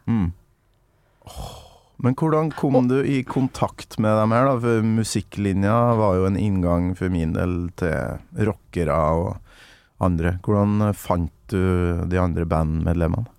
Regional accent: Kolvereid, Trøndelag, Norway; Kolvereid, der jeg kommer fra.

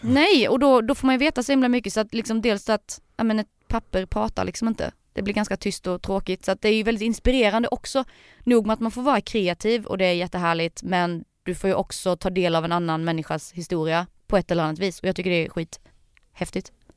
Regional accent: Sölvesborg, Blekinge, Sweden; Jag är från eh, Sölvesborg

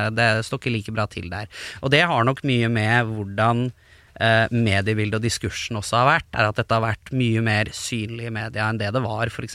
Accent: Lørenskog, Akershus, Norway; Oppveksten i Lørenskog var også prega av ganske mye homofobi

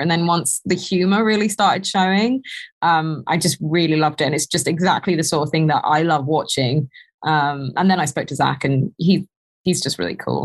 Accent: United Kingdom; accent: proper British; we as British people

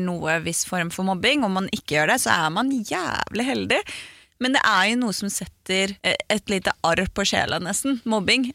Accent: Aurskog-Høland, Akershus, Norway; also born or lived in Gol; Jeg flytta jo til Aurskog-Høland

